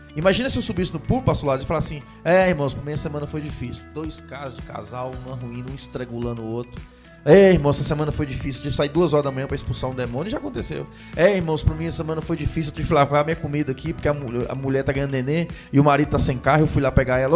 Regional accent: Jequitinhonha Valley, Minas Gerais, Brazil; Eu sou do Vale do Quitionha

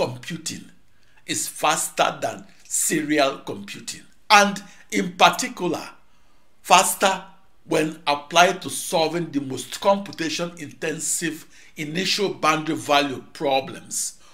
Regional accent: Nigeria; home country of Nigeria

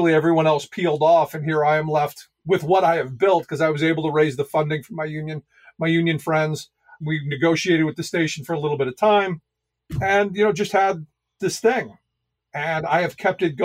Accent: Cleveland, Ohio, United States; also born or lived in Allentown, Pennsylvania; now in Carlisle, United States; the people I had grown up around in Cleveland

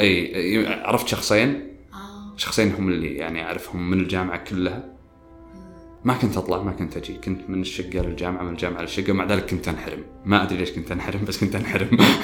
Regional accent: Riyadh, Riyadh Province, Saudi Arabia; also born or lived in Qassim; فطلعت من الرياض

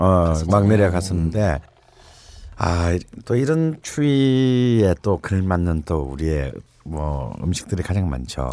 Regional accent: Gyeongsang, South Korea; 나처럼 경상도 출신들은 사실 멜생이라는 거는 네, 잘 몰랐죠. 우리는 알지도 네. 못하고 자랐어요

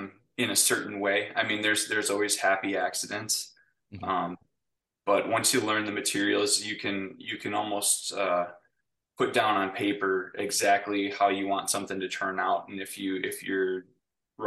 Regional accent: Brodhead, Wisconsin, United States; also born or lived in Hillsboro, Wisconsin; I grew up in Broadhead, Wisconsin, which is a little town just south of Madison

